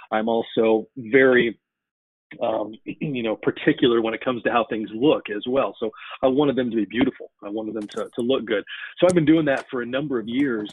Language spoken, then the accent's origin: English; Denver, Colorado, United States; moved away as an adult; now in Iowa, United States; I grew up in Denver, Colorado.